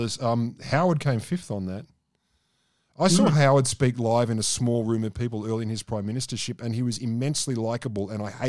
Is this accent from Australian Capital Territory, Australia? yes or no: yes; Canberra, Australian Capital Territory, Australia; also born or lived in Deakin; I was born and raised in Curtin. I went to high school in Deakin